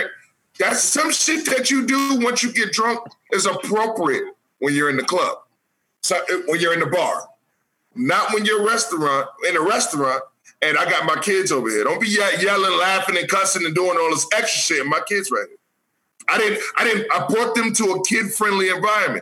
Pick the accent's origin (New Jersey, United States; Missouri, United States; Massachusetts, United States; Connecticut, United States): Connecticut, United States; New Haven; now in Atlanta, United States; We're all from New Haven, Connecticut. So in New Haven, Connecticut, there ain't a bunch of houses in the hoods.